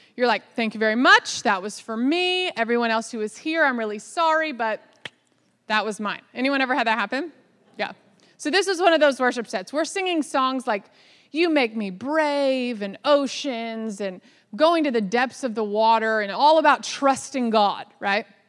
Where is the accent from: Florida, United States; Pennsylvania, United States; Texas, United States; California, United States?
Texas, United States; Dallas; I was born in Dallas, Texas, so I am from the South